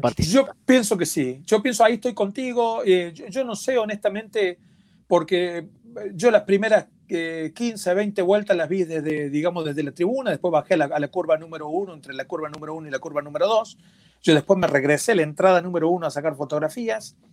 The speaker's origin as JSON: {"language": "Spanish", "country": "Argentina", "said": "como decimos en mi país, en Argentina"}